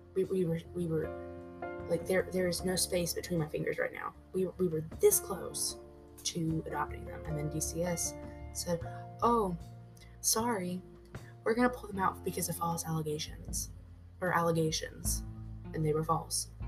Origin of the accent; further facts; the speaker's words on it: Gary, Indiana, United States; moved away; also born or lived in Elkhart, Indiana; I was raised in Elkhart, not Elkhart, uh, Gary, Indiana.